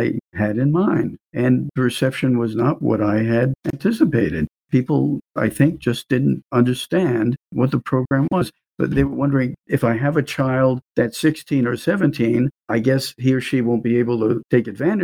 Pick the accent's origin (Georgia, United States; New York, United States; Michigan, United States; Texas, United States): New York, United States; now in Central Florida, United States; I remember growing up in New York, my mom would be very, very strict with my brother and myself